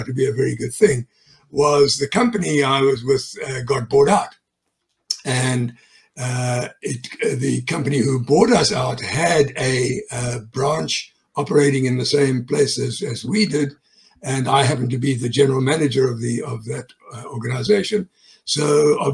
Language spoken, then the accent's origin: English; South Africa; moved away as an adult; now in United States; I'm a South African native. I was born there